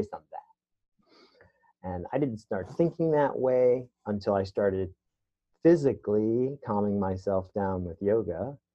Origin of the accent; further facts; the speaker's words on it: New York City, New York, United States; I was raised in the Bronx in the 70s and 80s